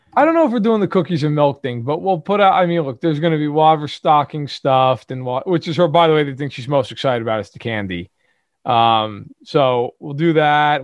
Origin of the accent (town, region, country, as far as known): New York City, New York, United States; accent: Brooklyn